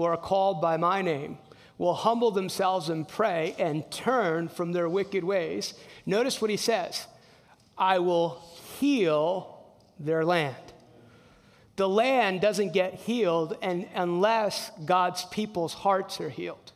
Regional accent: New Jersey, United States; I'm from New Jersey. Grew up in a Hispanic household.

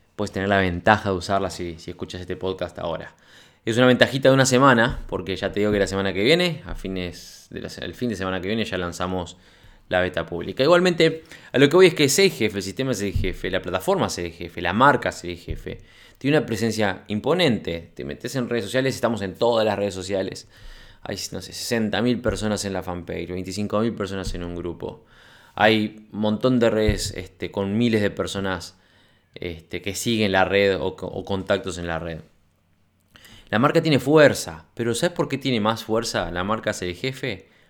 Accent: Uruguay; acá en mi país

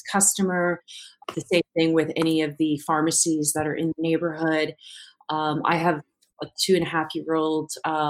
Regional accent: New York City, New York, United States; I'm a native New Yorker. I was born and raised in the Bronx

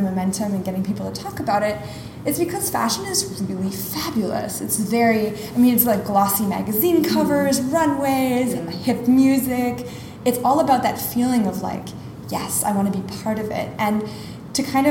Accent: Montreal, Quebec, Canada; moved away as an adult; now in Singapore; my hometown of Montreal

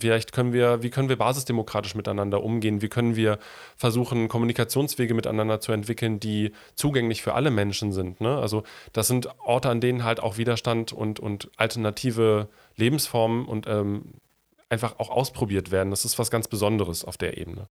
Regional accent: North Rhine-Westphalia, Germany; komme ich ja aus dem Rheinland und bin mit den, also mit der Realität der Tagebaus dort groß geworden.

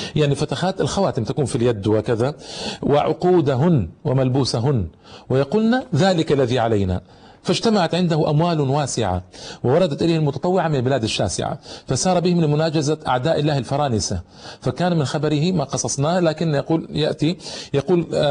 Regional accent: Egypt; عندنا في مصر

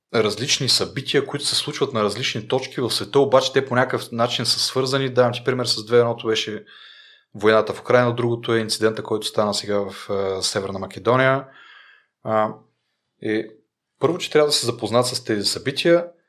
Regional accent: Rhodope Mountains, Bulgaria; съм от Родопите и съм си обикалял по Родопите

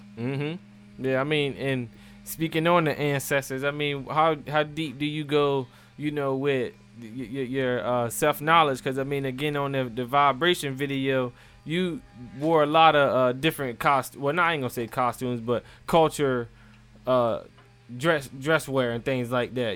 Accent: Maryland, United States; I'm from Maryland.

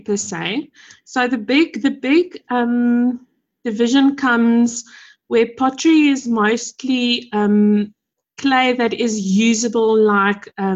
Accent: Pretoria, Gauteng, South Africa; I come from Pretoria. I've lived and stayed here my entire life.

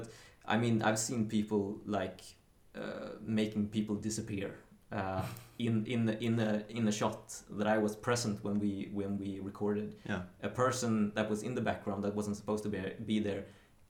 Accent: Karlskrona, Blekinge, Sweden; moved away; down in Karlskrona, Blekinge, where I'm from originally

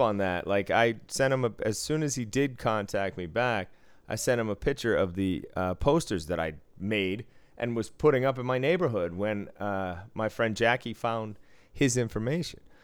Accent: Boston, Massachusetts, United States; moved away; I was from Boston

